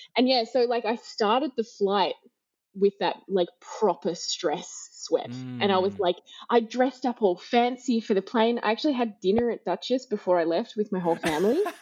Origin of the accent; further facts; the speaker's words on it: Australia; moved away as an adult; I'm Australian